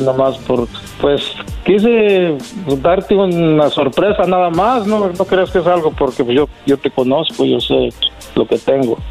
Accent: Mexico; yo soy de San Luis

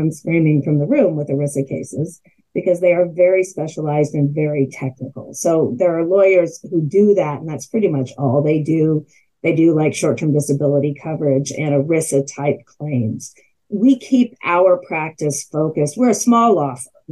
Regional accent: Kansas City, United States; also born or lived in Durham, North Carolina / Washington, District of Columbia, United States / St. Louis, Missouri; I am a native Kansas City, and I grew up in Kansas City, went to public high school here

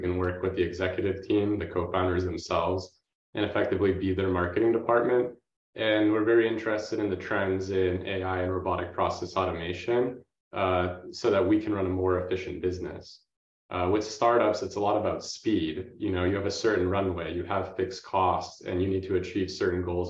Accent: Boston, Massachusetts, United States; I grew up in the Boston area

